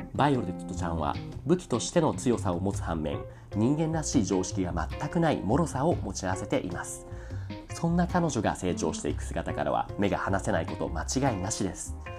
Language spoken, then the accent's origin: Japanese; Saitama, Japan; 日本生まれ埼玉育ちのアニメオタクである